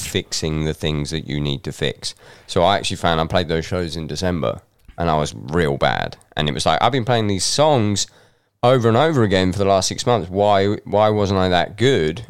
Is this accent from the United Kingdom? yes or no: yes; England, United Kingdom; moved away as an adult; now in Scotland; I was brought up in England